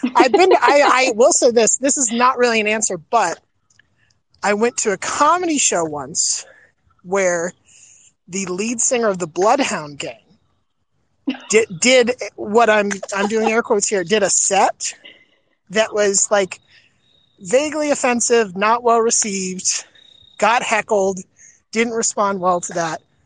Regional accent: Florida, United States; growing up in Florida

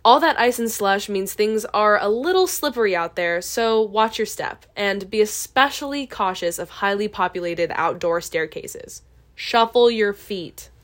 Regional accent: Texas, United States; now in Chicago, United States; I'm from Texas

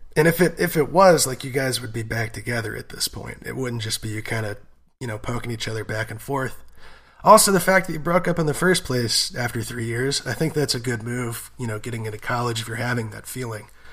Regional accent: United States; both being American

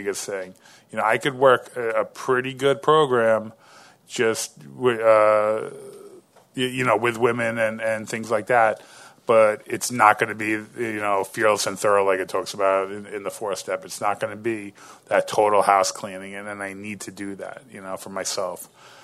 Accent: New York, United States; I'm from New York

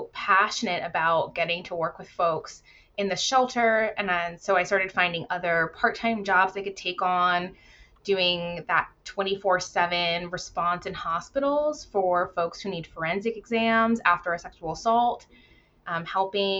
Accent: Virginia, United States; moved away as an adult; now in Washington State, United States; I left and returned to my home state of Virginia

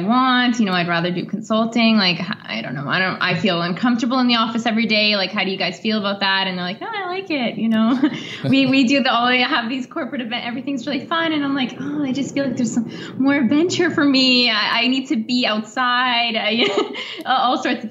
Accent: Canada; moved away as an adult; now in Italy; I do have basic French being Canadian. It's our second language

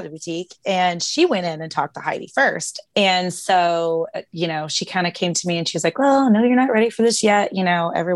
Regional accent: Louisville, Kentucky, United States; I'm from Louisville, Kentucky

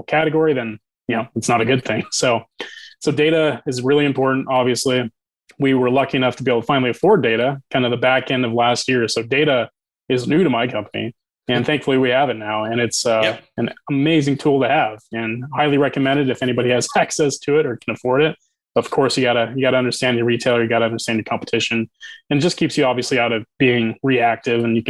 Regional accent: Boise, Idaho, United States; I'm from Boise

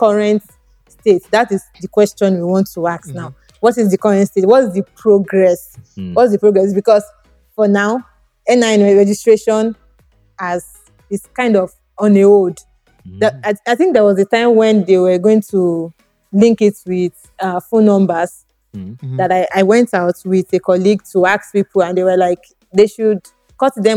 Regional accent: Nigeria; as a Nigerian

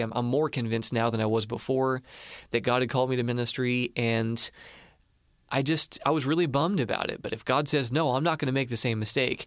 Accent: Marion, Illinois, United States; I grew up in Marion. It's like a rival town

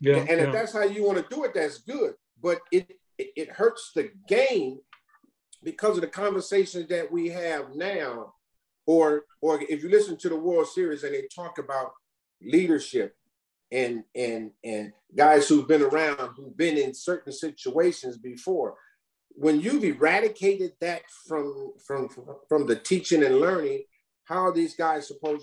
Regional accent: Los Angeles, California, United States; we're all from South Central Los Angeles, James included.

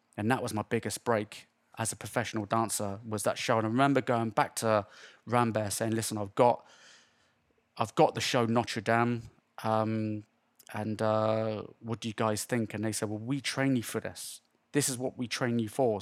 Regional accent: Swindon, South West England, United Kingdom; moved away as an adult; also born or lived in London / Las Vegas / Los Angeles; I lived here all my life

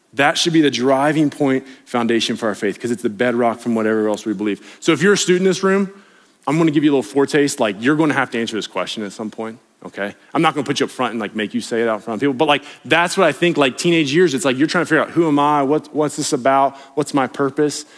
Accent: West Virginia, United States; I grew up on the East Coast in West Virginia

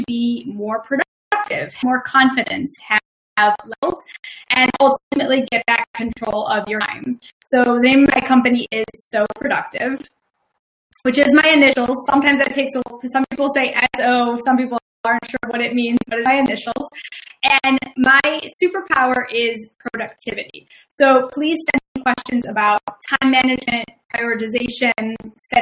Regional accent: Chicago, Illinois, United States; accent: Midwestern; now in Philadelphia, United States; I'm originally from Chicago, so my Midwestern accent comes out when I get really excited

